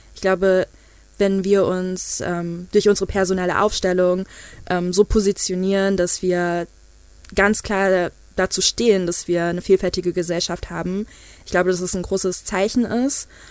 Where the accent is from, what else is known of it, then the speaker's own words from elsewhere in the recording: Frankfurt, Hesse, Germany; ich komme ja ursprünglich aus Frankfurt und das ist eine super diverse, international geprägte Stadt